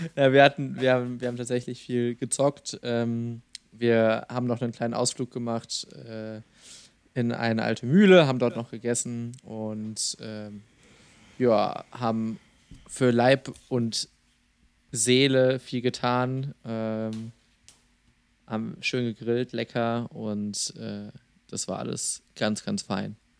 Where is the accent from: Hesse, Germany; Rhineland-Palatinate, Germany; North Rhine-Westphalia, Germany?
North Rhine-Westphalia, Germany; small town in central Westphalia; in einer noch kleineren mittelwestfälischen Stadt, meiner Heimatstadt.